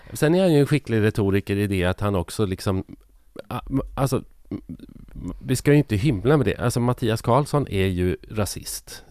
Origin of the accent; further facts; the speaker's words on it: Sweden; vi som är ja, men lite äldre, om man är uppvuxen i Sverige under 50, 60, 70, till och med 80-tal